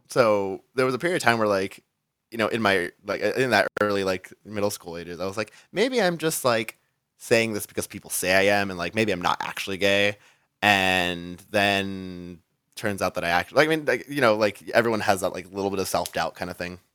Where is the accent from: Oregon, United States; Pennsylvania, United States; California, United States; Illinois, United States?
California, United States; Rialto; now in San Diego, United States; I grew up in, um, San Bernardino County, like, so a little city called Rialto.